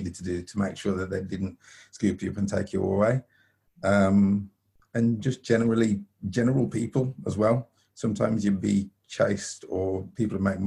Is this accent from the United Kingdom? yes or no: yes; United Kingdom; I'm black Afro-Caribbean, born in Britain